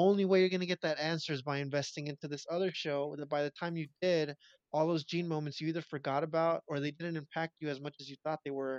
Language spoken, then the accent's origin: English; Mexico; moved away; growing up in Mexico